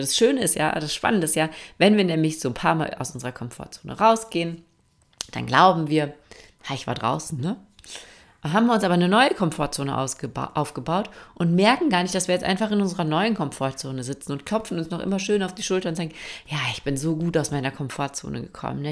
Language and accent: German; Austria; bei uns in Österreich